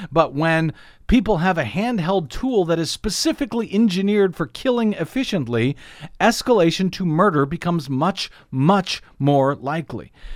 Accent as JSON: {"language": "English", "region": "Missouri", "country": "United States", "tie": "born or raised there", "moved": "yes", "lives_now": "Los Angeles, United States", "said": "Missouri, my home state"}